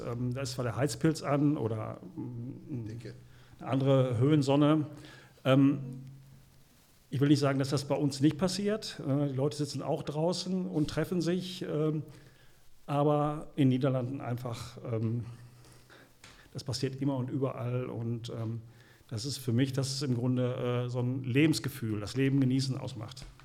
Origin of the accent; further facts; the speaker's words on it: Gelsenkirchen, North Rhine-Westphalia, Germany; …, gebürtig aus Gelsenkirchen, immer noch wohnt in Gelsenkirchen, also der Stadt treu ergeben.